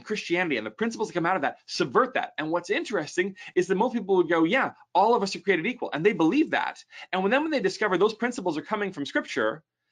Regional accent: United States; as an American

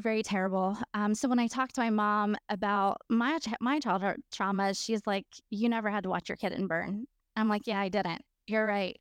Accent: Florida, United States; am from Florida

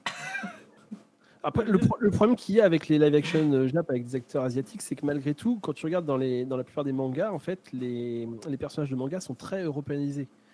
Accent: Charente-Maritime, Nouvelle-Aquitaine, France; je suis de Charente-Maritime

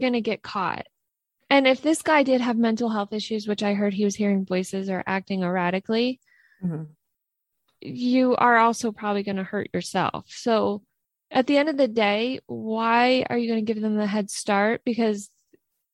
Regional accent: New York, United States; I grew up in New York and the trail is like goes right through where we lived.

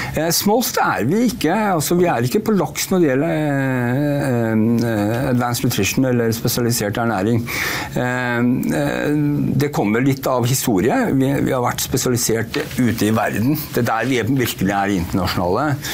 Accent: Norway; som du hører så er jeg norsk

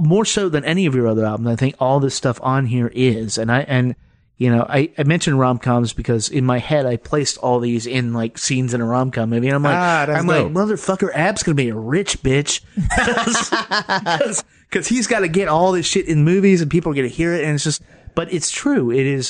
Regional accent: Akron, Ohio, United States; now in Milwaukee, United States; I was born in Akron.

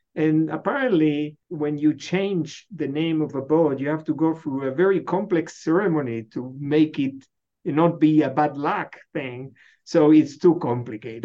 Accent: Buenos Aires, Argentina; now in Michigan, United States; I was born in Buenos Aires.

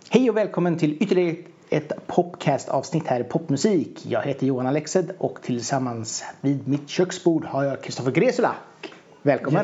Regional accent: Hunnebostrand, Västra Götaland, Sweden; jag kommer från Hunnebosand själv

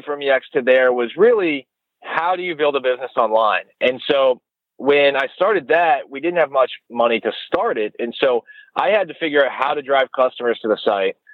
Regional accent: Annapolis, Maryland, United States; also born or lived in Delaware; So I'm an East Coast guy. I was born in Annapolis, Maryland.

